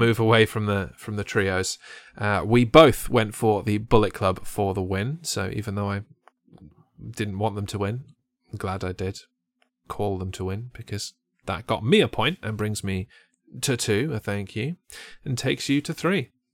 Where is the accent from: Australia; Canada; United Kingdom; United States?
United Kingdom; England; I'm English